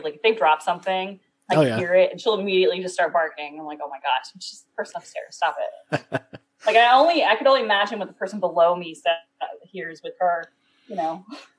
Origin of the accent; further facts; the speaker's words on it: New Jersey, United States; now in Tennessee, United States; I know I'm from South Jersey, and we call sprinkles Jimmies.